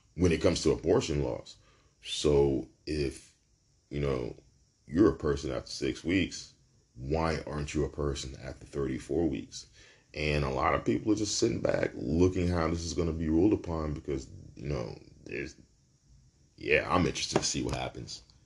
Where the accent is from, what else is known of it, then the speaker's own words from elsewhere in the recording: New York City, New York, United States; I'm from Brooklyn. I'm a New Yorker, man